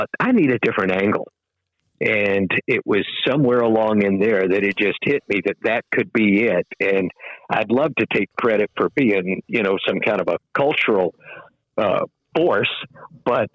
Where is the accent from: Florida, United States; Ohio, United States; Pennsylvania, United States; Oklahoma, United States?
Florida, United States; Daytona Beach; moved away as an adult; also born or lived in Tallahassee, Florida; I grew up very near Daytona Beach